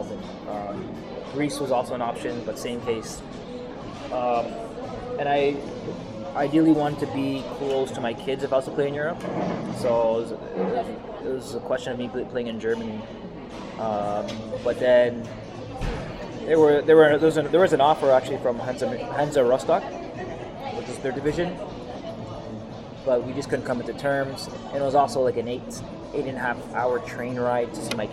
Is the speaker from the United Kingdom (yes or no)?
no; Canada; as a Canadian